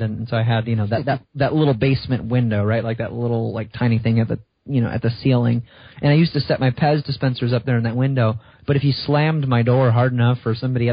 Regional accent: just outside of Chicago, Illinois, United States; I grew up in just outside of Chicago

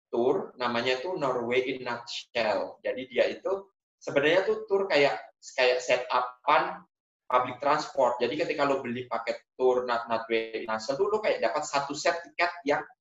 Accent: Indonesia; born there; karena gue lahir di Indonesia

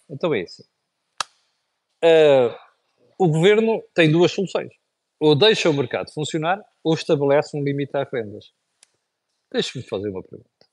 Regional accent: Portugal; Nós, como portugueses

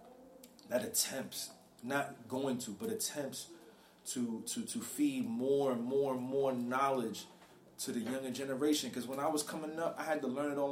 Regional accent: New York City, New York, United States; also born or lived in Harlem, New York; I'm from the Bronx, but I was born in Harlem.

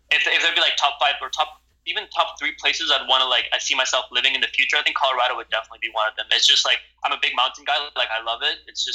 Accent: Central Java, Indonesia; also born or lived in Amsterdam, Netherlands; So, I live in Indonesia, Central Java, I grew up here. When I was born in Amsterdam, and around 6 weeks later, I moved to Indonesia here

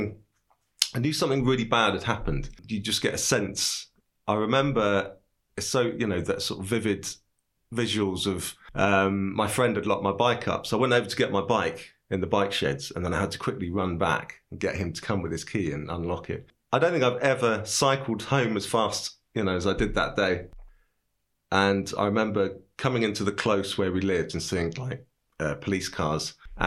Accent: Cambridge, East of England, United Kingdom; also born or lived in London; now in Bristol, United Kingdom; I'm from Cambridge.

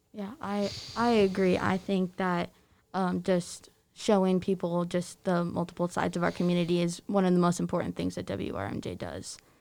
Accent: Aledo, Illinois, United States; growing up in this small town, having W R M J

